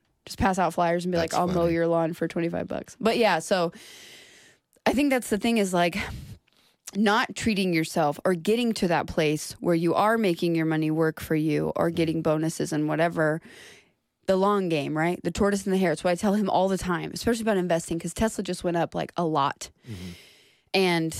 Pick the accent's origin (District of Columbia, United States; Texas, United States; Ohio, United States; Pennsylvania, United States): Texas, United States; Duncanville; I grew up in Duncanville.